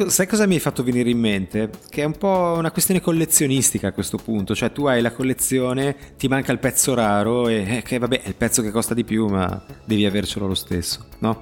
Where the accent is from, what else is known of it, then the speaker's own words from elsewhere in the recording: Genoa, Liguria, Italy; da genovese doc